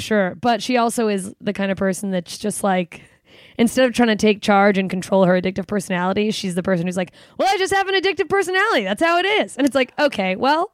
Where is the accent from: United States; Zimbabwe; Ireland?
United States; Anchorage, Alaska; moved away; also born or lived in Southern Mississippi / Germany; grew up, well, sixth grade through high school, I was in Anchorage, Alaska. So that's where I stay.